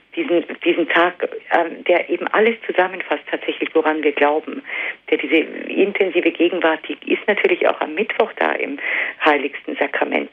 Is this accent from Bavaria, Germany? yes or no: yes; Allgäu, Bavaria, Germany; ich komme ja auch aus dem Allgäu